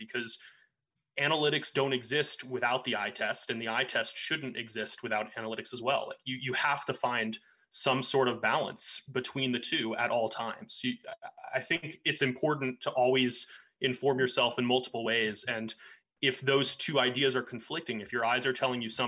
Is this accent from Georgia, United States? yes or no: yes; Atlanta, Georgia, United States; I grew up in Atlanta